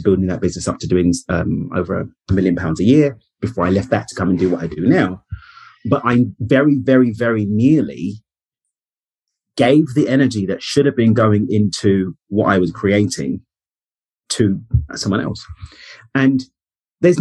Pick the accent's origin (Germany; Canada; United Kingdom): United Kingdom; London; moved away as an adult; now in Cabo San Lucas, Mexico; I'm born and raised in East London in the UK. I now live in Cabo in Mexico